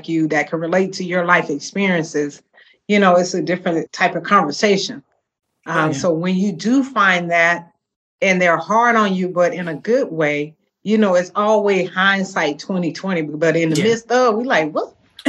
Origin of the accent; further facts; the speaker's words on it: Georgia, United States; also born or lived in California; You know, I was born and raised in Georgia, but at the, you know, my stepfather was in the Army. So we relocated to California, similar to yourself.